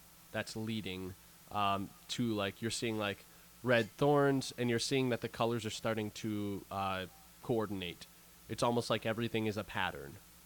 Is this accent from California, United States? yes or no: no; Wisconsin, United States; we're from Wisconsin